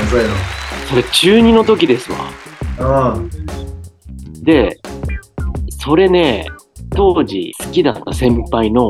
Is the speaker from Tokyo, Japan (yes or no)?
yes; Akihabara, Tokyo, Japan; うん僕も一応秋葉原で育った人間なんですけど